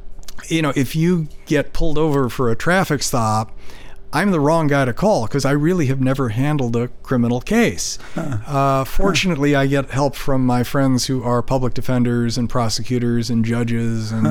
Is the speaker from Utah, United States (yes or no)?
no; Chicago, Illinois, United States; moved away as an adult; now in San Francisco Bay Area, United States; I grew up in Chicago